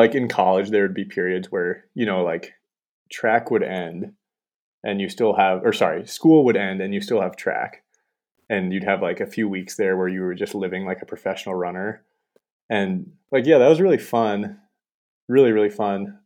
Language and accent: English; Montana, United States; I'm from Montana, so I just, I moved right back